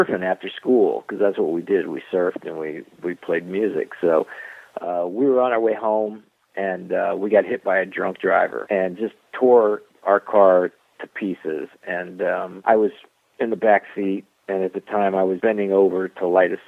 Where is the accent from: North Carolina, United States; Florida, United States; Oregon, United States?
Florida, United States; South; I grew up in South Florida